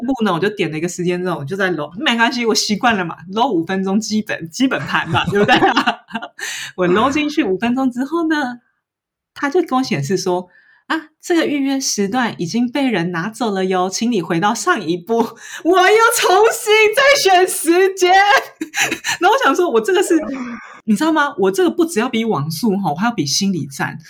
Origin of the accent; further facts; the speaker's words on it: Taiwan; moved away as an adult; now in Paris, France; 我台湾人